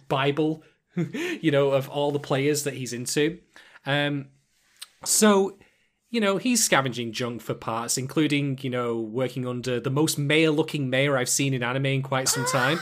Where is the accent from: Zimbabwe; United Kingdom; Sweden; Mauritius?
United Kingdom; I'm a Brit